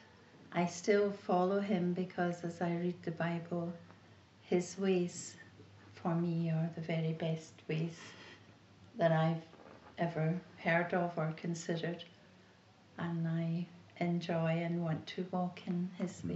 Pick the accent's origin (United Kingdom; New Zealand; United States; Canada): United Kingdom; Glasgow, Scotland; I grew up in Glasgow and I was a very churched child